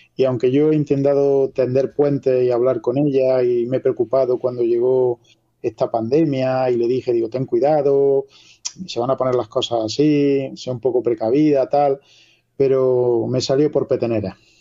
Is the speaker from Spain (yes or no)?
yes; La Carolina, Andalusia, Spain